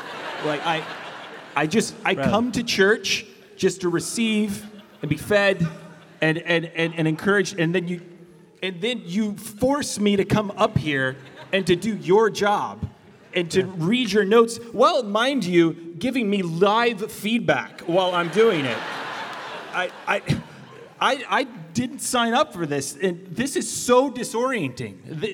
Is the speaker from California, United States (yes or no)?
yes; Bakersfield, California, United States; I grew up in Bakersfield, and as part of the Barrios family.